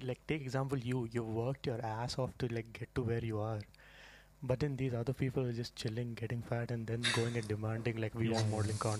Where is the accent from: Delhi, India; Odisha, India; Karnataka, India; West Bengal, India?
Karnataka, India; Bangalore; also born or lived in Hyderabad; But I was like brought up in Bangalore.